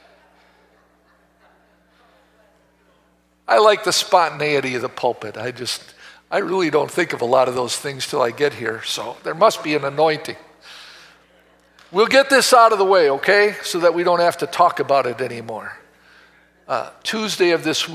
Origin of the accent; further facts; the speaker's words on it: Oak Creek, Wisconsin, United States; also born or lived in Milwaukee, Wisconsin; I was born in Milwaukee and raised in Oak Creek